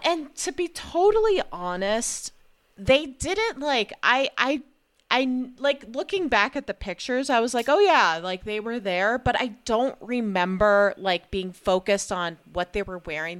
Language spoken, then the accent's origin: English; New Jersey, United States; I was born in New Jersey